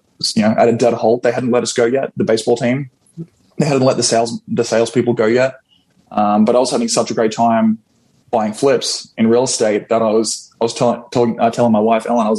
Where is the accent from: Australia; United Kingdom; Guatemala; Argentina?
Australia; moved away as an adult; now in Florida, United States; I am originally from Australia, born and raised